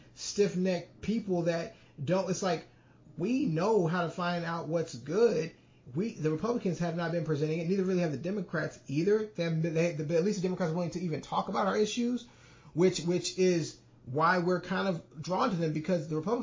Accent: Saraland, Alabama, United States; I grew up in Saraland

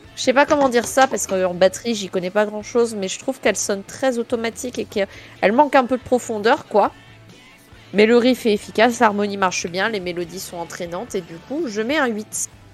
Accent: France; je suis française

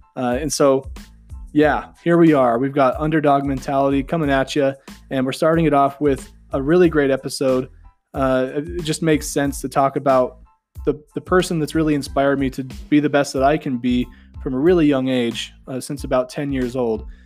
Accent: Southeastern Idaho, United States; I'm from Southeastern Idaho.

